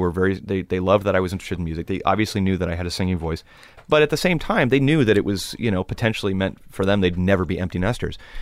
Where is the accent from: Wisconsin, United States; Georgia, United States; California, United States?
California, United States; Los Angeles; growing up in Los Angeles, it's, it's a, it's a cultural melting pot